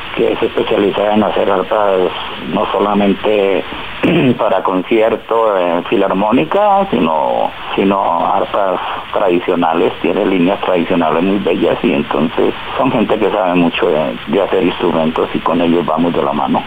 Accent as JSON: {"language": "Spanish", "region": "Llanos", "country": "Colombia", "said": "nosotros pertenecemos a un pueblo bastante musical y tenemos un un adagio, un dicho eh, por allá en el llano, que llanero que no canta silba."}